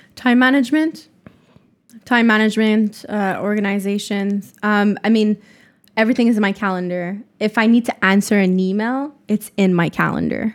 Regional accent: Montreal, Quebec, Canada; Montreal is hometown.

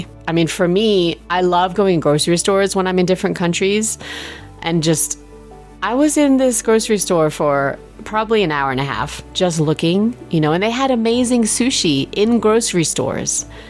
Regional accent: England, United Kingdom; You know, I was raised in England.

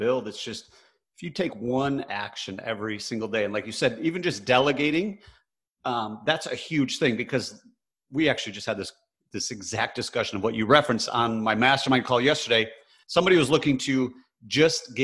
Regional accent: Michigan, United States; I grew up in Michigan, which is very blue collar

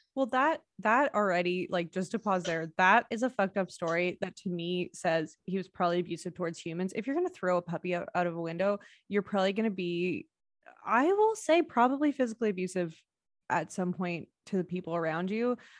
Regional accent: Canada; our fellow Canadian brethren

